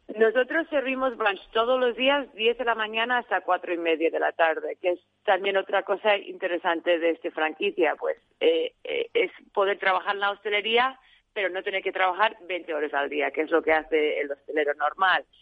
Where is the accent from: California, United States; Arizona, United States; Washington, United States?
Arizona, United States; moved away as an adult; also born or lived in León, Spain; now in Madrid, Spain; soy de Arizona